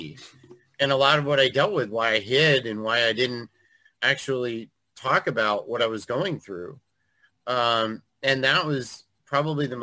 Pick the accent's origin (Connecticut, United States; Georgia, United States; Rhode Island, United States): Connecticut, United States; Eastern; I grew up in Eastern Connecticut